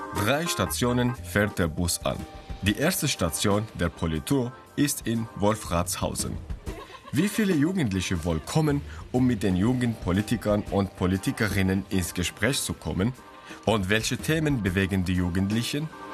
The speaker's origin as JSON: {"language": "German", "country": "Syria", "moved": "yes", "lives_now": "Germany", "said": "Ich bin aus Syrien geflüchtet und habe jetzt meine deutsche Staatsbürgerschaft"}